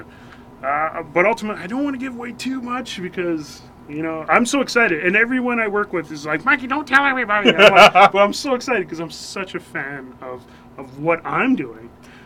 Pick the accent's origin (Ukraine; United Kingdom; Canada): Canada; Northwest Territories; being isolated growing up in Northwest Territories.